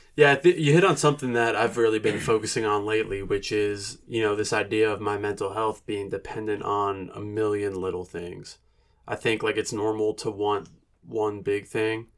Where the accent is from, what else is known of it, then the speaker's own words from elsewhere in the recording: New Jersey, United States; moved away as an adult; now in Asheville, United States; I grew up in New Jersey